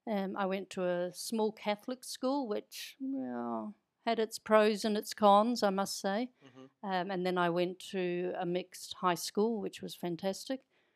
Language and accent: English; Mosgiel, Otago, New Zealand; We lived in Mosgiel, which is about, I don't know, back then it was, I think it was 10 miles from Dunedin, the big city.